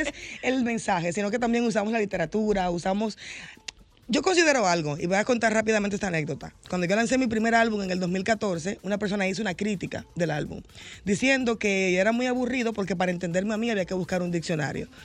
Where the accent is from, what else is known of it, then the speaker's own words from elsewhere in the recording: Santo Domingo Este, Distrito Nacional, Dominican Republic; yo vengo de un barrio, de un barrio populoso, yo vengo de Los Minas en los 90